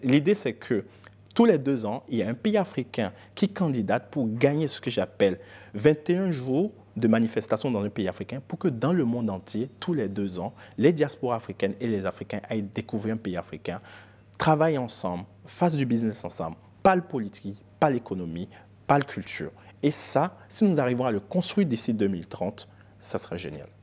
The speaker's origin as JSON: {"language": "French", "country": "Benin", "also_born_or_lived": "United States", "moved": "as an adult", "said": "Je suis Yoruba, je suis béninois."}